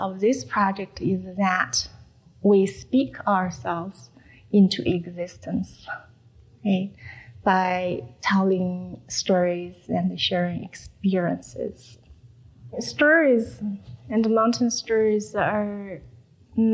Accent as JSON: {"language": "English", "country": "China", "second_language": "English", "moved": "as an adult", "lives_now": "Salt Lake City, United States", "said": "staying connected with my people, relatives, siblings, parents, back in China and trying my best not forgetting my first language"}